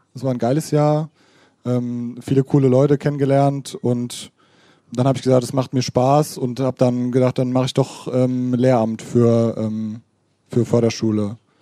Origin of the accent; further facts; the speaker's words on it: Hammersbach, Hesse, Germany; ich bin aus Hammersbach gebürtig und da waren auch Hammersbacher an der Schule